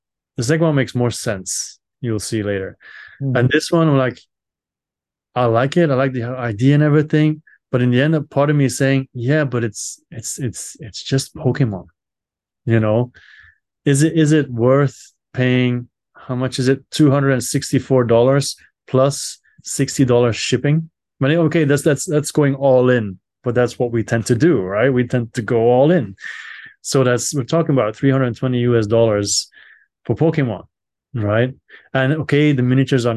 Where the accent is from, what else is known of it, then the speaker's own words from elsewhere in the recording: Belgium; I'm from Belgium